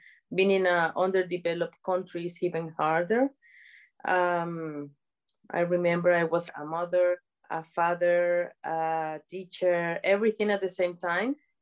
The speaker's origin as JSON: {"language": "English", "town": "San Cristóbal", "region": "Táchira", "country": "Venezuela", "tie": "born or raised there", "moved": "as an adult", "lives_now": "United Kingdom", "said": "I'm from Venezuela. Yeah, I was born in a place that is called San Cristobal."}